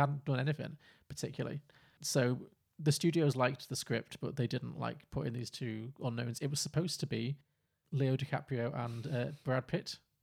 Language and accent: English; Liverpool, North West England, United Kingdom; I grew up in Liverpool.